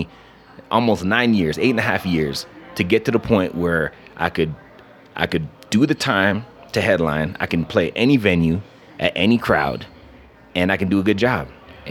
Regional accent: Canada; moved away as an adult; also born or lived in Atlanta, Georgia; I grew up in Canada.

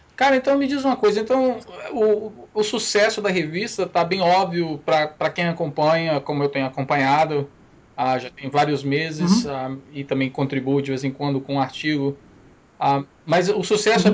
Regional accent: Amapá, Brazil; also born or lived in Espírito Santo / Conceição da Barra; now in United States; apesar que eu nasci no Amapá, eu, eu, o último lugar que eu morei no Brasil, os últimos cinco, os cinco anos que eu morei no Brasil foram no Espírito Santo

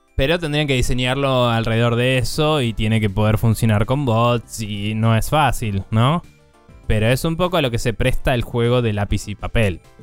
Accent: Argentina; yo como argentino

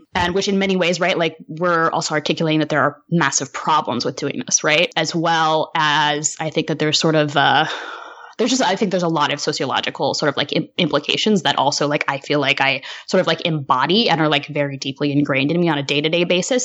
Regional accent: Humboldt County, Northern California, United States; born or raised there

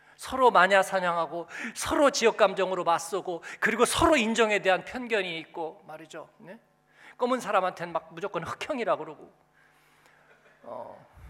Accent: Seoul, South Korea; moved away as an adult; now in Frankfurt, Germany; 그냥 집만 신림동인데

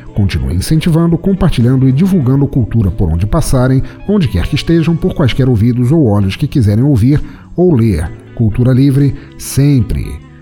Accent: Santa Catarina, Brazil; eu sou de Santa Catarina

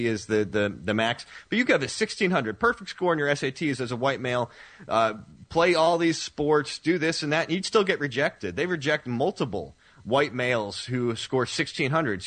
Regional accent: the Northeast of the United States, United States; I grew up in the Northeast for the most part of the United States

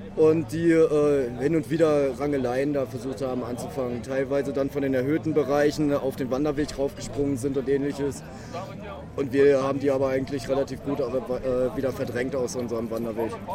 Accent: Hamburg, Germany; ich komme aus Hamburg

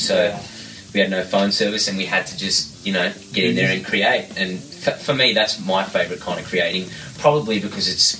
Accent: Werribee, Victoria, Australia; I grew up in a little town, just not so little anymore, but 35 k's west of the city in Melbourne called Werribee

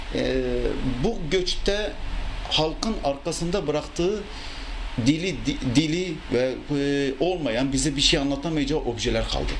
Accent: Mardin, Turkey; Mardin doğumluyum. Ee, Süryani bir ailenin çocuğuyum

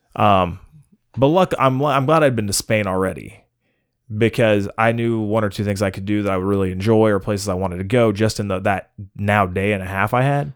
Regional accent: United States; I'm American

